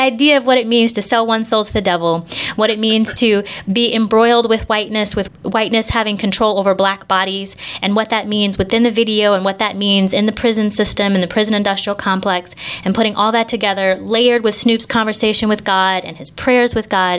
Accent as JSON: {"language": "English", "town": "Indianapolis", "region": "Indiana", "country": "United States", "tie": "born or raised there", "also_born_or_lived": "Chicago / Long Beach, California", "moved": "as an adult", "said": "I grew up in Indianapolis, Indiana, on the east side."}